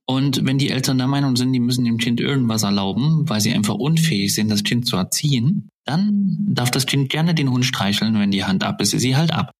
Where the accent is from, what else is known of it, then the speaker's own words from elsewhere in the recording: Zwickau, Saxony, Germany; meiner Heimatstadt, Zwickau